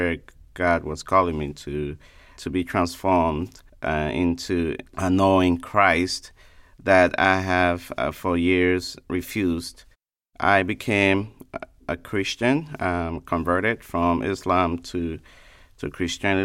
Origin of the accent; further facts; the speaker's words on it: Liberia; now in Sanford, United States; originally from Liberia, a West African state.